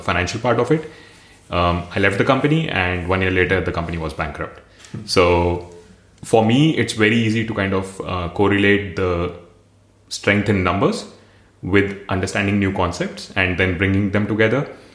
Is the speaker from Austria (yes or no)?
no; India; moved away as an adult; also born or lived in Singapore / Heidelberg, Germany; now in Berlin, Germany; coming from India